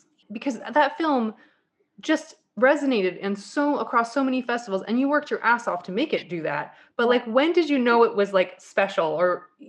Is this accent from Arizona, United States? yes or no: no; Colorado, United States; You know, when I came from Colorado, when I moved out here, leaving my snow tires behind was like the happiest moment.